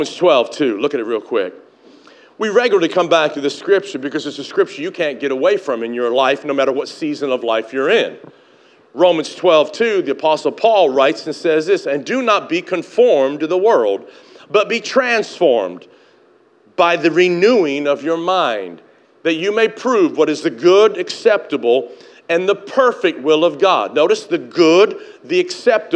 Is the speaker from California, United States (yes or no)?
no; Tennessee, United States; moved away as an adult; also born or lived in Canada; now in Chula Vista, United States; I grew up in Tennessee